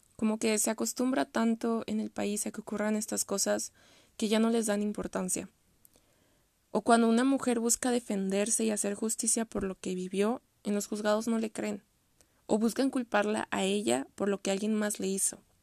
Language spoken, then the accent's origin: Spanish; Mexico